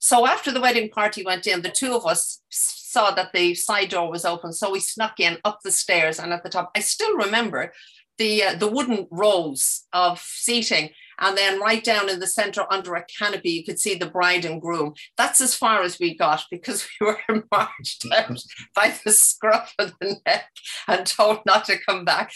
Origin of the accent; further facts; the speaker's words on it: Dublin, Leinster, Ireland; I was growing up in Dublin in the 50s and 60s.